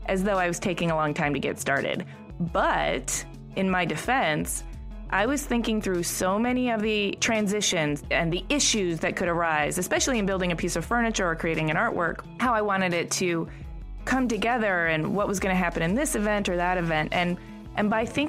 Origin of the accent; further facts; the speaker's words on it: Michigan, United States; I'm from Michigan